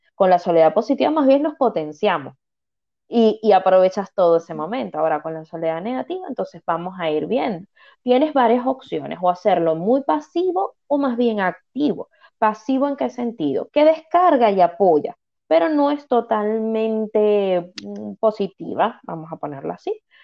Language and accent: Spanish; Venezuela; now in Canary Islands, Spain; soy migrante, yo soy venezolana, emigré